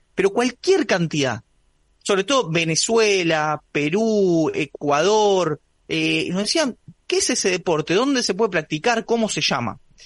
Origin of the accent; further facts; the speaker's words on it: Buenos Aires, Argentina; Yo soy de Buenos Aires